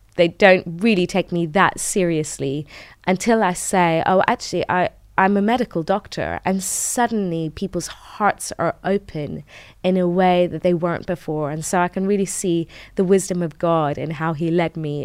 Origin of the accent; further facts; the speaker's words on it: United Kingdom; also born or lived in Tehran, Iran; And so we moved to the U K when I was five.